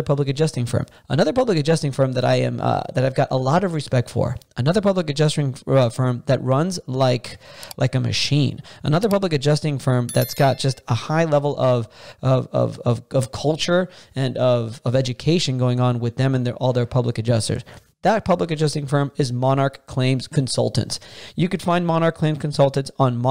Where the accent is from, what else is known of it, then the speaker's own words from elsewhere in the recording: Miami, Florida, United States; I'm born and raised in Miami, Florida